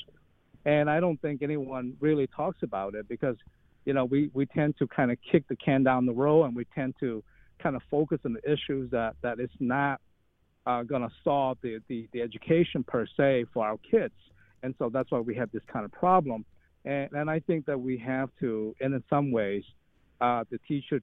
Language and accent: English; Detroit, Michigan, United States; moved away; I grew up in Detroit